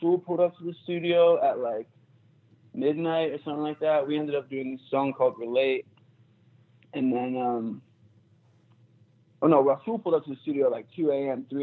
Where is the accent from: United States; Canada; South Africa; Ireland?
United States; Philadelphia, Pennsylvania; moved away as an adult; also born or lived in Manchester, England / Boston; I moved to Philly when I was like 4